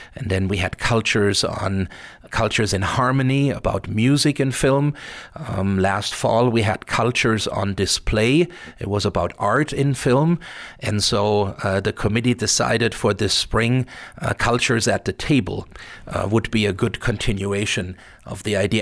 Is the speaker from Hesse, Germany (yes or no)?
yes; near Frankfurt, Hesse, Germany; now in Missoula, United States; I spend a lot of time, uh, growing up in Germany, uh, in Frankfurt, um, which, uh, was only about thirty miles away from where I grew up.